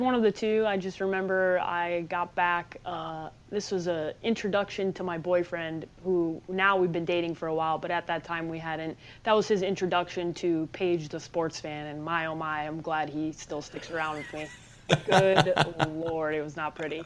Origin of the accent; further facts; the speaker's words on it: Chicago, Illinois, United States; moved away as an adult; also born or lived in Nebraska / Phoenix, Arizona; now in Scottsdale, United States; born and raised in Chicago